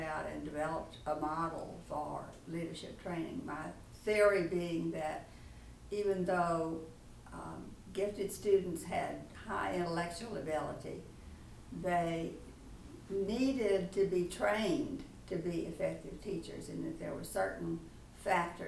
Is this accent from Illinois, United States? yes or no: no; Lake Charles, Louisiana, United States; My third book, by the way, was called Growing Up in Lake Charles